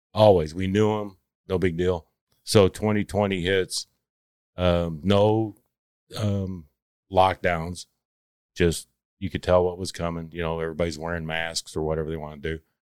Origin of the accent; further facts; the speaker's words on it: Palmer, Texas, United States; also born or lived in Ann Arbor, Michigan; I grew up actually in Palmer, Texas